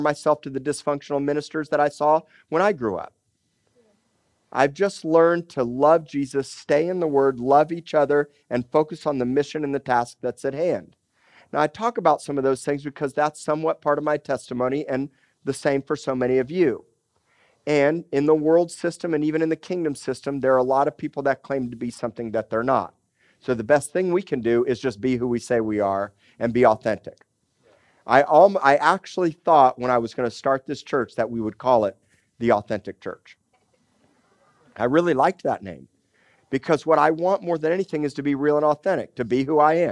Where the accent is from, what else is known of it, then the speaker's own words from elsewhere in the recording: Miami, Florida, United States; also born or lived in Tulsa, Oklahoma; now in Corpus Christi, United States; I grew up in Miami, Florida, and going to the Florida Keys